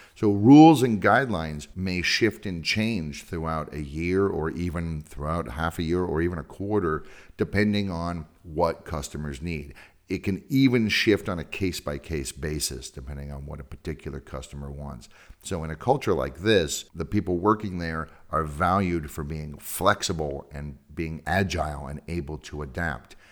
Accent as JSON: {"language": "English", "region": "California", "country": "United States", "moved": "yes", "said": "I'm from California"}